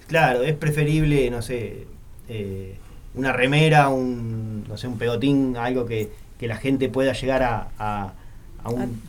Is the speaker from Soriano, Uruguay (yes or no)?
no; Santa María, Montevideo, Uruguay; Yo soy de Santa María, como para el lado de, del Semboa